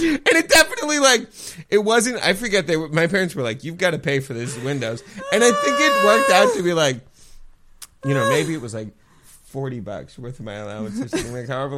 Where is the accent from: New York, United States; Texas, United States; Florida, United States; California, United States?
California, United States; no, like, I grew up in the Bay. I just, you know.